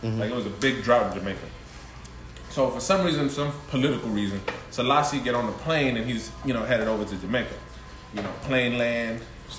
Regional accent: Ethiopia; moved away; also born or lived in Greenville, North Carolina; I grew up in Ethiopia.

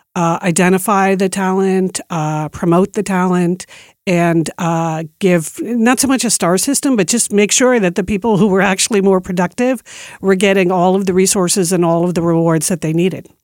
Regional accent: East Coast, United States; moved away as an adult; also born or lived in New York City / Beaverton, Oregon; I grew up on the East Coast, and when I moved to Nike, I had, I was moving from New York City to Beaverton, Oregon

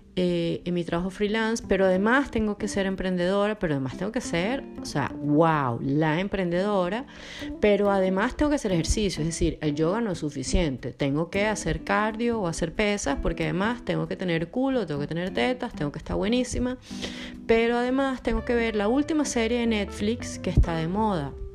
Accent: Venezuela; moved away as an adult; also born or lived in Belo Horizonte, Brazil / Buenos Aires, Argentina / Rzeszów, Poland; now in Porto, Portugal; soy venezolana y por cuestiones de la vida he vivido en varios lugares

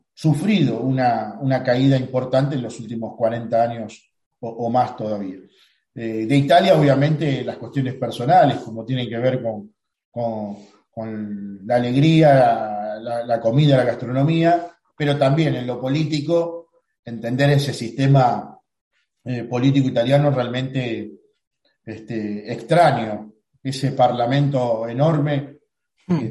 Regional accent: Rosario, Santa Fe, Argentina; Rosario es la ciudad donde nací. Nací en Barrio Belgrano, en el oeste de, nuestra ciudad. Un barrio eh, hermoso, un barrio de, clase media laburante

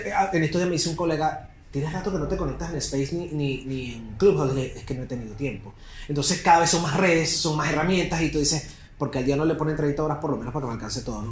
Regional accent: Venezuela; soy periodista venezolano

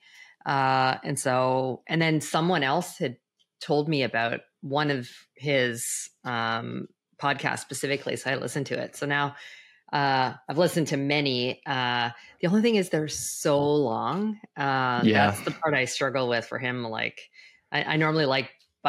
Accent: Western Canada, Canada; moved away as an adult; also born or lived in Toronto, Ontario; I'm originally from Canada

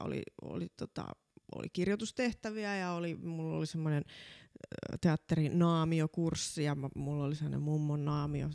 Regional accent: Laihia, Ostrobothnia, Finland; Mä oon vahvasti maalta, kotoisin Pohjanmaalta

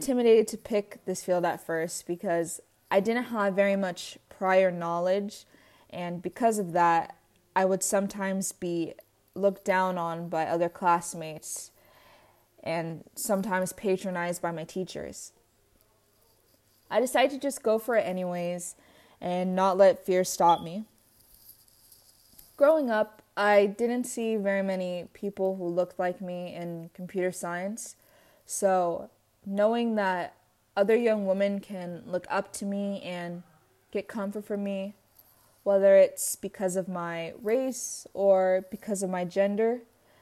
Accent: San Diego, California, United States; I was born and raised in San Diego

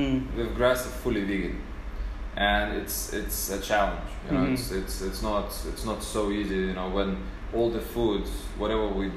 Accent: London, United Kingdom; I was growing up in London

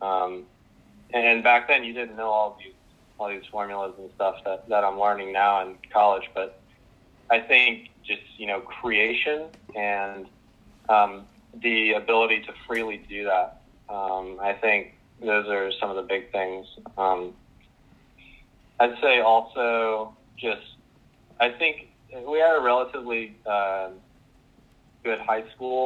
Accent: Powhatan, Virginia, United States; I'm from Powhatan, Virginia

